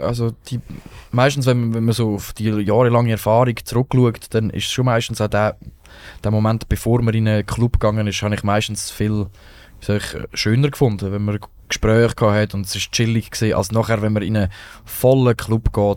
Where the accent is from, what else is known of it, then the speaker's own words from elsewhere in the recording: Rothenburg, Lucerne, Switzerland; ich bin nicht in Marseille aufgewachsen, ich bin in Rotenburg im Kanton Luzern, das ist ein angelöses Dorf.